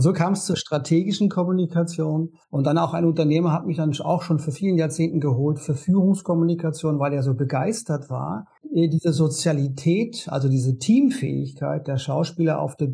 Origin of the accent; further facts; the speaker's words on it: Konstanz, Baden-Württemberg, Germany; now in Berlin, Germany; ich komme ursprünglich aus Konstanz am Bodensee und lebe jetzt in Berlin und habe zwei Kinder.